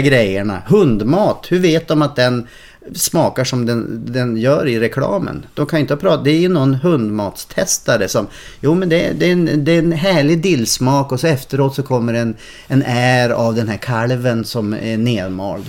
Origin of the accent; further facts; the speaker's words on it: Umeå, Västerbotten County, Sweden; jag är från Umeå